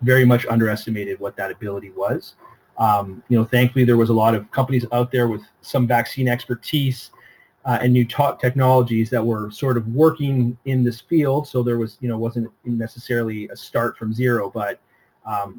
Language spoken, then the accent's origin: English; Toronto, Ontario, Canada; I'm born and raised in Toronto